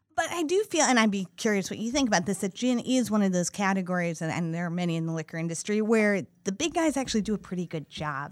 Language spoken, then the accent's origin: English; Midwest, United States; I grew up in the Midwest